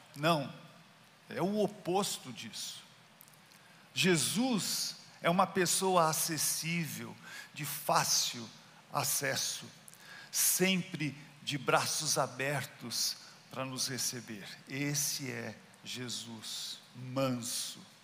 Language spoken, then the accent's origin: Portuguese; Brazil; Eu sou brasileiro